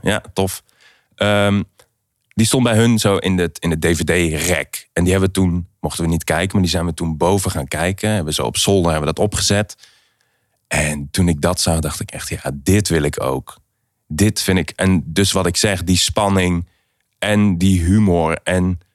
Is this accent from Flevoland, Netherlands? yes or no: no; Aarle-Rixtel, North Brabant, Netherlands; moved away; also born or lived in Helmond; Aarle-Riksel. Ik ben in Helmond eh, geboren